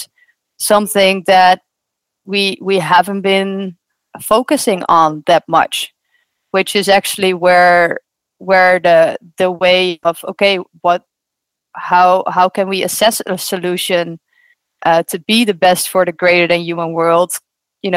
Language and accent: English; Netherlands; I grew up in the Netherlands